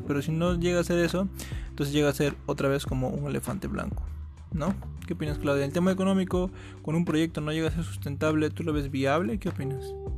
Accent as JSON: {"language": "Spanish", "country": "Peru", "said": "nosotros somos de Perú, acá en Perú"}